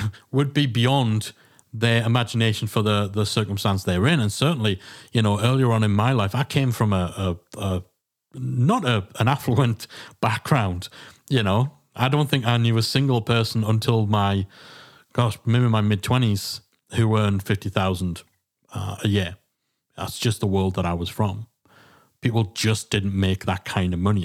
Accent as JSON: {"language": "English", "region": "England", "country": "United Kingdom", "said": "being English"}